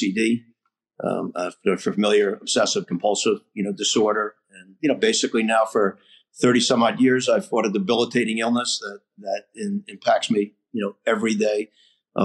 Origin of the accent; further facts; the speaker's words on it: Rhode Island, United States; also born or lived in Ohio; I grew up here in Rhode Island